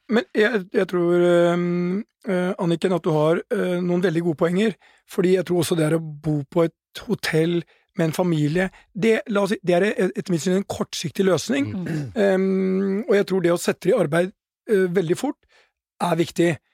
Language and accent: Norwegian; Norway; som nordmann